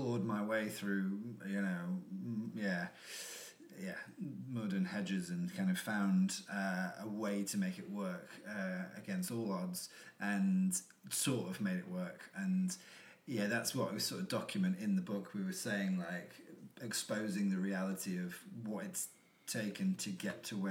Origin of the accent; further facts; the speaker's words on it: United Kingdom; also born or lived in Australia / Brighton / East London; now in London, United Kingdom; I'm from like South Yorkshire and North Nottinghamshire, but that never felt like home.